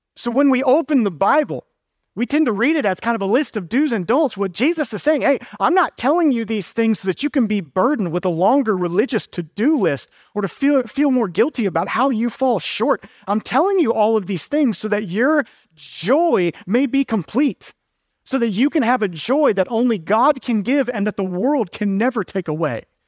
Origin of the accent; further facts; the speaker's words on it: Georgia, United States; now in Durham, United States; I'm originally from Georgia